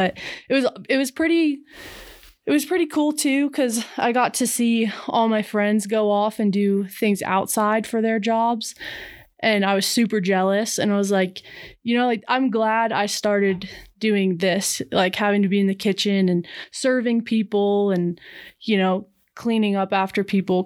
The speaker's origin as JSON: {"language": "English", "region": "Pennsylvania", "country": "United States", "tie": "born or raised there", "moved": "yes", "lives_now": "Montana, United States", "said": "I grew up in Pennsylvania"}